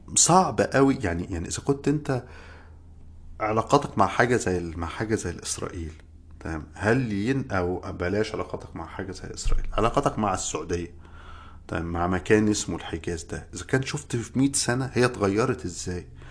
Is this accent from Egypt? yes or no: yes; Egypt; moved away as an adult; now in United States; انا من مصر